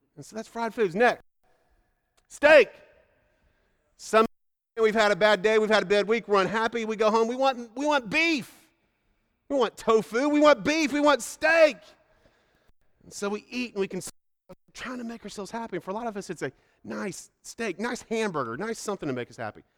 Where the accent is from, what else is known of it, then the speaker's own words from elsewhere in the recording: Indiana, United States; moved away; I grew up in Indiana, and that's a steak and potato place